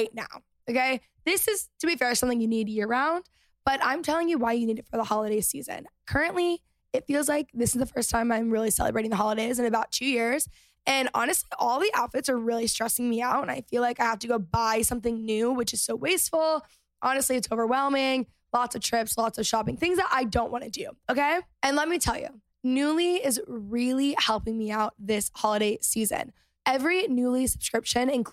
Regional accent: Texas, United States; moved away; growing up in Texas

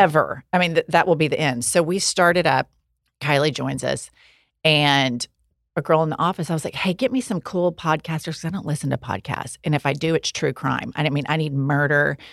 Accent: Oklahoma, United States; We're from Oklahoma

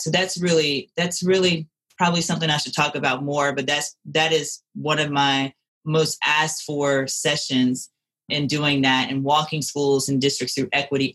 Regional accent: Louisiana, United States; moved away as an adult; now in Colorado, United States; growing up in the South, I grew up in a predominantly white city. So I was one of a few or the only one. And that was part of my impetus for wanting to leave Louisiana

